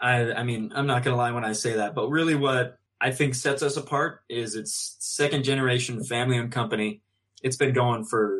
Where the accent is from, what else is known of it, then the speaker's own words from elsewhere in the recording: Sandy, Utah, United States; I hail from Sandy, Utah, so not far from here